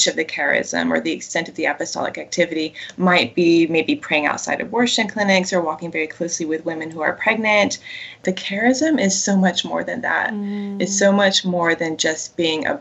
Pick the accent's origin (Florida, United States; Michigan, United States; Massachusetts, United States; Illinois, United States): Florida, United States; North; I grew up in North Florida, which is very much a part of the Bible Belt still